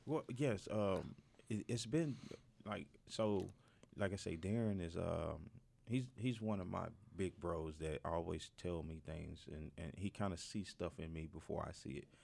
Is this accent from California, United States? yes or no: no; Mississippi, United States; moved away as an adult; now in Northwest Arkansas, United States; I'm from Mississippi